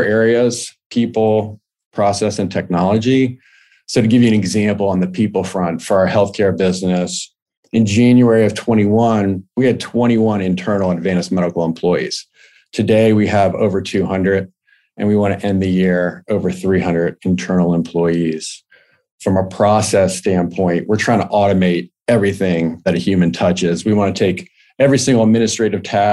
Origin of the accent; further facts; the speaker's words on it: Richmond, Virginia, United States; moved away as an adult; also born or lived in Pennsylvania; I'm originally from Richmond, Virginia